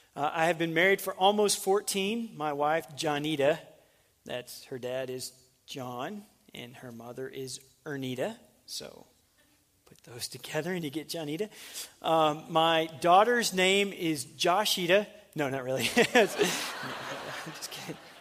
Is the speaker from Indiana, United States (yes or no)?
no; Little Rock, Arkansas, United States; moved away as an adult; also born or lived in North Carolina / Fort Worth, Texas; I'm from Arkansas